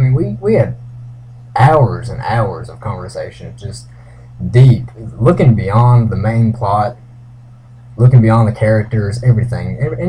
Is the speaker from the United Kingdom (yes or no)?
no; Breckinridge County, Kentucky, United States; I'm also from Breckenridge County, Kentucky.